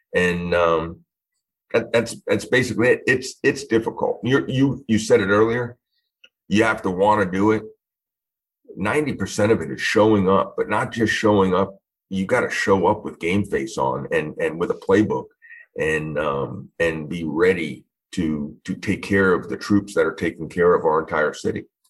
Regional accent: Long Island, New York, United States; moved away as an adult; now in Florida, United States; originally born and raised in Long Island, New York

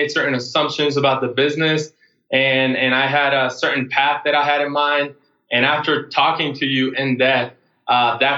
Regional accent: Puerto Rico; moved away; I grew up in Puerto Rico

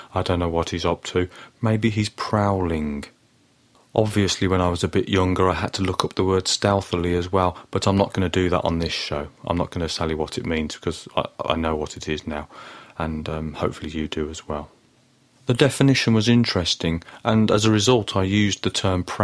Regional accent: Birmingham, West Midlands, United Kingdom; I grew up in Birmingham in the 1980s

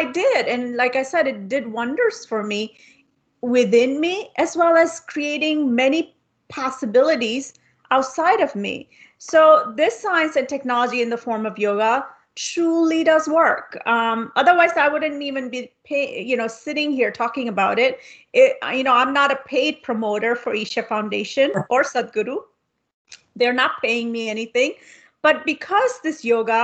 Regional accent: India; I come from India

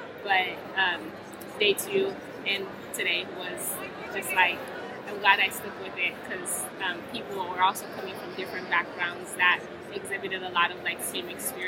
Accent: Orlando, Florida, United States; also born or lived in Haiti; I am born in Haiti, raised there part-time, and the other time I grew up in Orlando, Florida

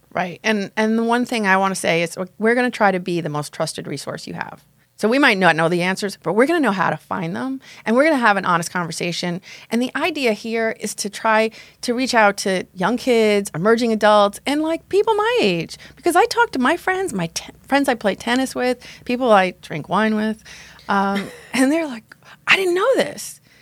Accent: Long Island, New York, United States; I grew up on Long Island, strict Roman Catholic family strict upbringing

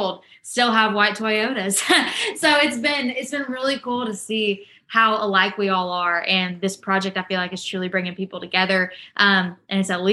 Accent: Rockwall, Texas, United States; moved away as an adult; now in Nashville, United States; I left Rockwall, Texas real, real quick. And I was just as fast to come back, even though I said I wasn't going to be. And I missed my hometown more than I said I would

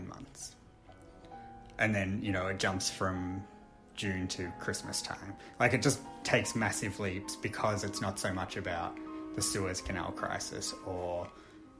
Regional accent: Australia; because I'm Australian

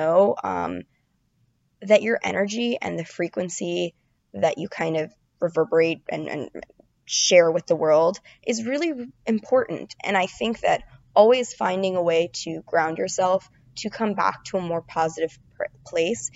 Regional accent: Florida, United States; now in New York City, United States; I'm from Florida.

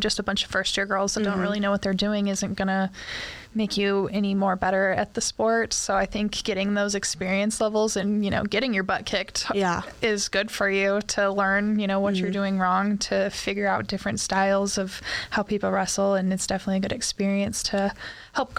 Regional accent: United States; also born or lived in Winnipeg, Canada; I was a recruit from the States

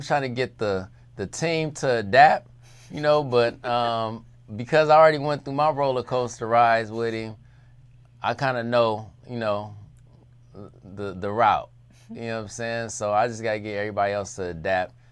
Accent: Compton, California, United States; I'm from Compton

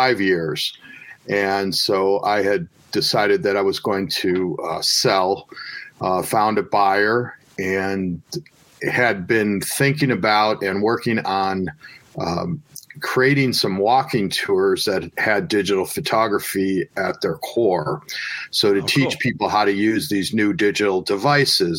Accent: Chicagoland, Illinois, United States; a nice little place in my hometown that I used to go to when I was a kid

